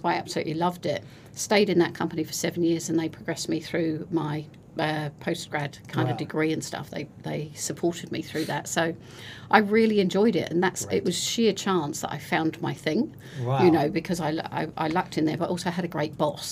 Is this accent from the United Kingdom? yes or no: yes; United Kingdom; moved away as an adult; now in New Zealand; now don't live in my home country